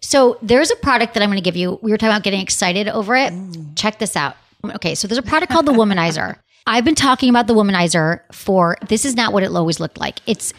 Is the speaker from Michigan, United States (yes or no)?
yes; Detroit, Michigan, United States; Detroit, my hometown